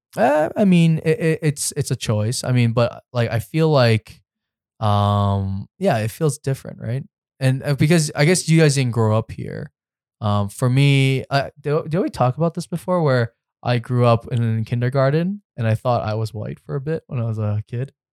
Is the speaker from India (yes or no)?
no; Richmond Hill, Ontario, Canada; now in Toronto, Canada; I grew up in Richmond Hill, so I grew up in a bubble